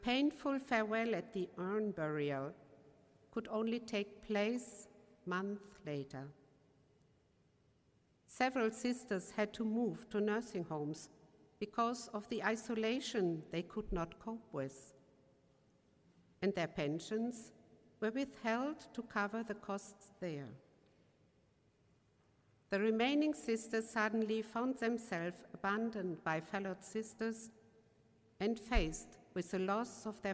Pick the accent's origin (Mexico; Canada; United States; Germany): Germany; accent: German; English is a second language; my German accent